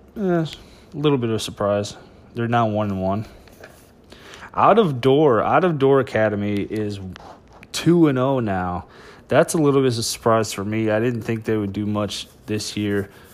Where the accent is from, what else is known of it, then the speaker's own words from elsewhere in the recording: Madison, Wisconsin, United States; moved away; I am from Madison, grew up there half my life.